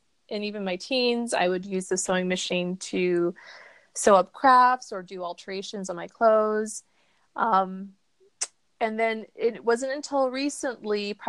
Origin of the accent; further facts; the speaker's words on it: Arizona, United States; I am from Arizona in the United States